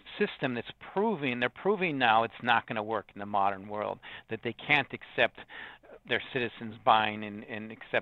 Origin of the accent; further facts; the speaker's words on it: Chicago, Illinois, United States; I'm from the South Side. That makes sense to me, you know, of Chicago